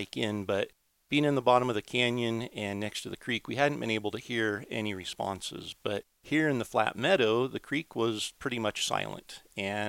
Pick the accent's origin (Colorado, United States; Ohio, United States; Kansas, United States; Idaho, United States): Idaho, United States; here in my home state of Idaho